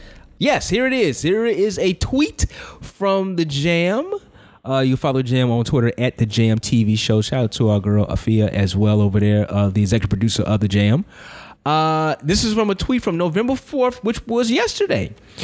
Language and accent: English; Chicago, Illinois, United States; growing up in Chicago.